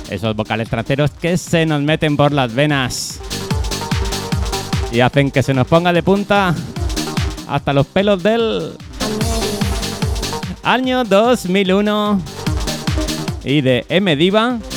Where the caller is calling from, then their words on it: Cartagena, Region of Murcia, Spain; de Cartagena.